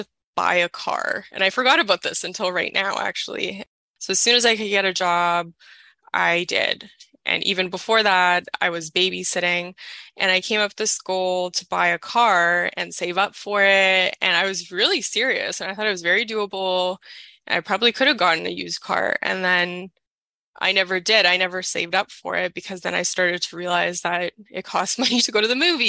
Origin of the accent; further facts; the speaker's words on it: Toronto, Ontario, Canada; I'm 31 and I'm from Toronto